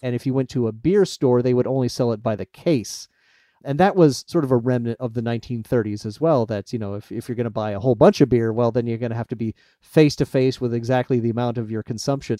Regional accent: Iowa, United States; moved away; I'm originally from Iowa

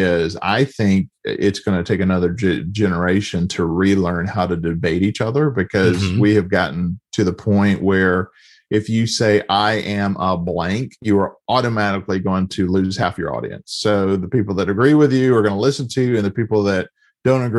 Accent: the South, United States; I grew up in the South in a time where homosexuality was not just, it just wasn't acknowledged

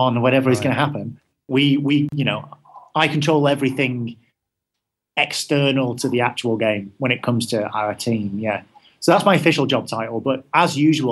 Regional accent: Manchester, North West England, United Kingdom; I'm from Manchester, so there's not that many game studios around there

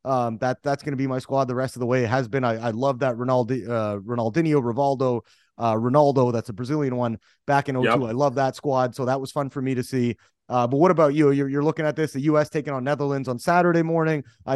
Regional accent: Canada; And this is where I come from as a Canadian, which kind of pisses me off, right?

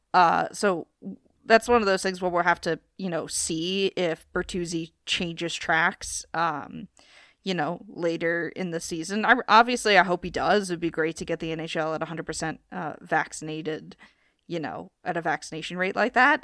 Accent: Philadelphia, Pennsylvania, United States; my hometown team

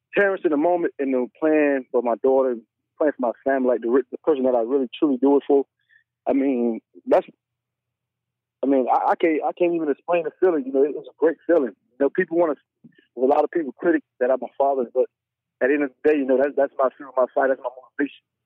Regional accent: Miami, Florida, United States; I'm from Miami where all my family is

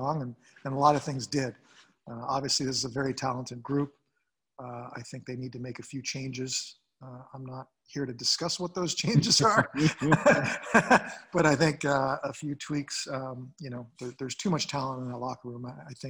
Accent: Canada; growing up as a Canadian boy, just playing the NHL was a dream

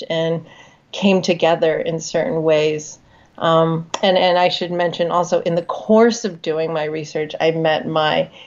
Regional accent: United States; I'm a Chinese American woman. I'm born and raised in the United States

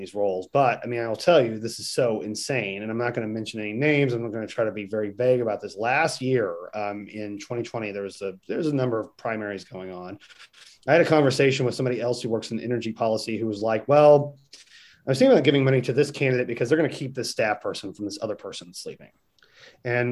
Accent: Senator Esslinger's district, Missouri, United States; I'm from Senator Esslinger's district. That's where I'm originally from

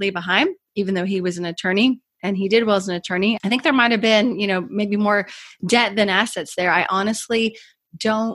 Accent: Kentucky, United States; moved away as an adult; also born or lived in Washington, D.C.; when I moved from Washington, D.C. back to my home state of Kentucky

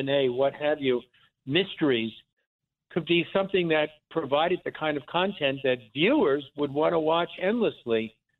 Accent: Lawrence, New York, United States; also born or lived in Philadelphia; originally I grew up on Long Island, on the south shore of Long Island, in what I think was then and still called the Five Towns, Lawrence, Long Island

